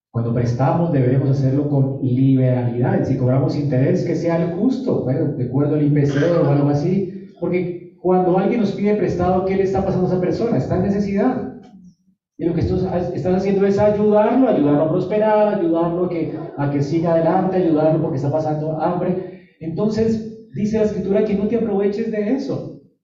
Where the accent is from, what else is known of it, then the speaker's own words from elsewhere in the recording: Colombia; Así somos los colombianos